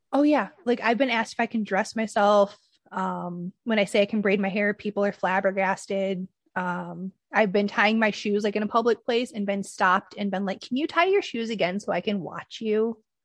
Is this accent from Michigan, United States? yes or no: yes; Michigan, United States; I'm from Michigan, so it would snow.